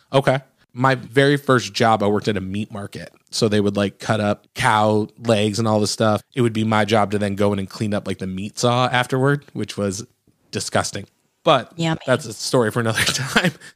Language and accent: English; Michigan, United States; now in Nashville, United States; I'm from Michigan originally